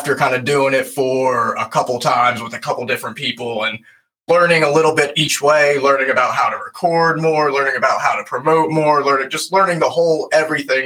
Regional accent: Lancaster, Pennsylvania, United States; we're from Lancaster, Pennsylvania

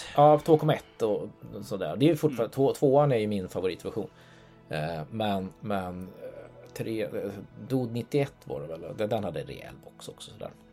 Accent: Norway; now in Sweden; jag är norrman för jag bor i Sverige

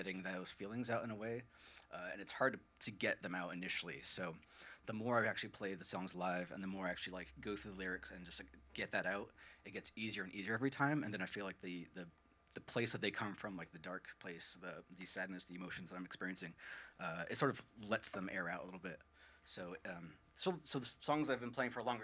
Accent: Fairfield, Vermont, United States; also born or lived in St. Albans, Vermont; I grew up in Fairfield, of all places

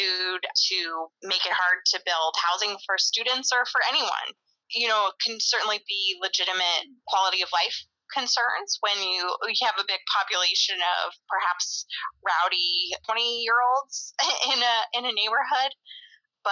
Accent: Grand Junction, Colorado, United States; moved away as an adult; also born or lived in Baltimore, Maryland; now in Washington, D.C., United States; I grew up in Grand Junction, Colorado, which is a relatively small town in western Colorado.

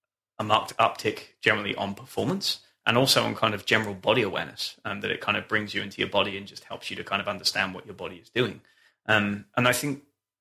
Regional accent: England, United Kingdom; moved away as an adult; also born or lived in Scotland; now in North Carolina, United States; I'm from a cold place, right? I grew up in England and then went to university in Scotland

